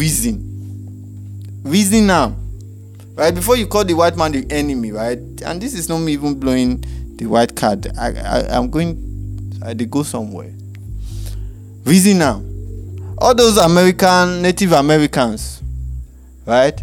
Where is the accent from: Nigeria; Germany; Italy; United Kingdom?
Nigeria; I'm from Nigeria